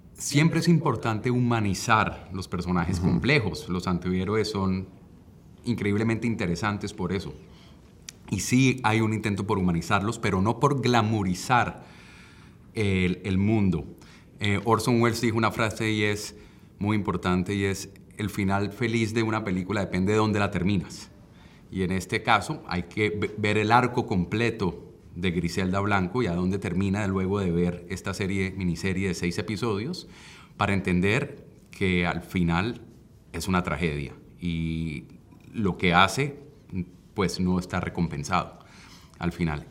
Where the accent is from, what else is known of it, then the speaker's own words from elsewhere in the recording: Colombia; yo como director que soy colombiano